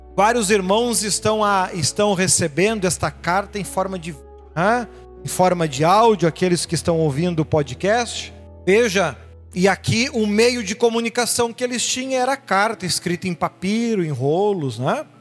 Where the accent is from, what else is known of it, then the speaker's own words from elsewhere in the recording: Brazil; somos pura e meramente brasileiros